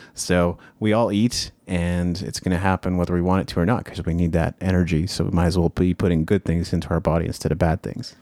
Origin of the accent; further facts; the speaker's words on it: Japan; now in North America; I grew up in Japan